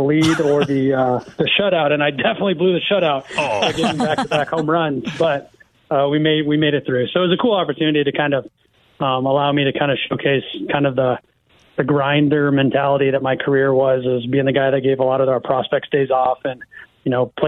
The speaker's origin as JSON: {"language": "English", "region": "Iowa", "country": "United States", "tie": "born or raised there"}